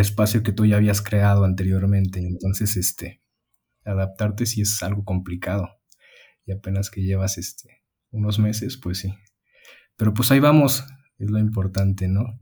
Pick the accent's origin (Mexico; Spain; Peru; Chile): Mexico; also born or lived in Mexico City; llegas aquí a, al lugar donde creciste y demás, con tu familia